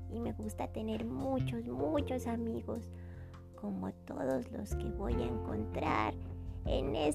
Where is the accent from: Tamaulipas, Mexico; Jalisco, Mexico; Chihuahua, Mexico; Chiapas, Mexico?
Jalisco, Mexico; Guadalajara; also born or lived in Playa del Carmen, Quintana Roo; Yo nací en Playa del Carmen, Quintana Roo, pero después nos venimos a vivir acá, a Guadalajara.